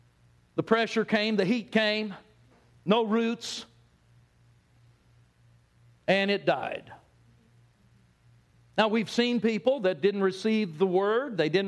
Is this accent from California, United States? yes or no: yes; California, United States; because Pastor Jonathan announced where I'm from now, and that's Texas. Anyway, it doesn't matter. I grew up in Southern California. And as a young guy, we lived in a suburb, a neighborhood.